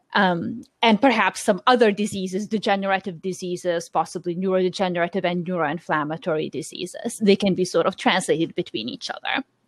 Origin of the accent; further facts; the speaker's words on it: Lithuania; moved away; I'm born and raised in Lithuania